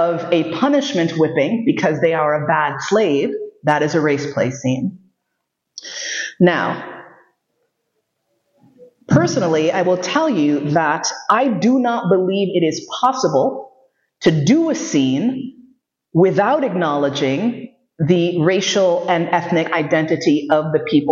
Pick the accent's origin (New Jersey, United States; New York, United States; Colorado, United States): New York, United States; New York City; moved away; also born or lived in Vienna; I grew up in New York City